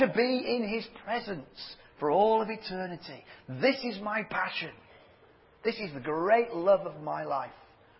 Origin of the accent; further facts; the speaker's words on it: Leeds, Yorkshire and the Humber, United Kingdom; I do come from Leeds. But I'm also a Yorkshireman